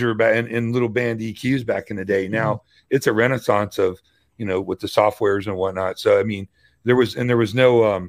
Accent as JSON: {"language": "English", "town": "Louisville", "region": "Kentucky", "country": "United States", "said": "I'm from Louisville"}